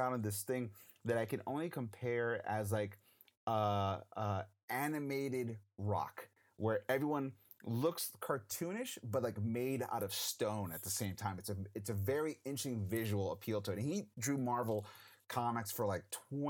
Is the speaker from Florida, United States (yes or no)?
yes; Florida, United States; I grew up in Florida